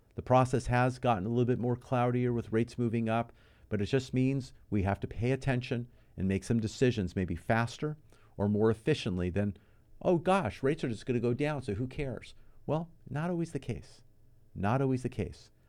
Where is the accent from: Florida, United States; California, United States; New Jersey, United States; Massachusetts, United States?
California, United States; Los Angeles; also born or lived in Moorpark, California / Thousand Oaks, California; now in Santa Clarita, United States; Been in this area all my life. Born and raised in the San Fernando Valley